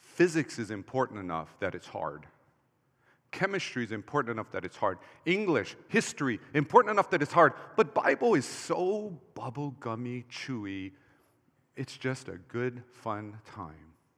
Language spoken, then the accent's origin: English; Hawaii, United States; when I grew up in Hawaii